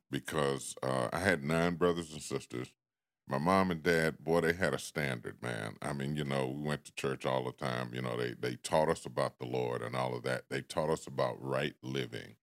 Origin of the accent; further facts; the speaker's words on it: Washington, District of Columbia, United States; moved away; growing up in Washington and, uh, what they had back in the day called the Projects